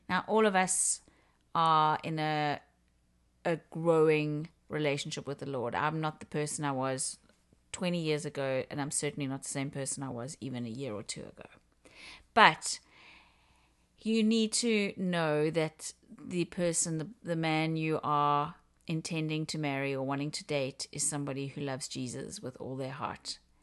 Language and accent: English; South Africa; moved away as an adult; now in Canada; I am originally from Africa, from South Africa. and been in Canada for about twenty-three years.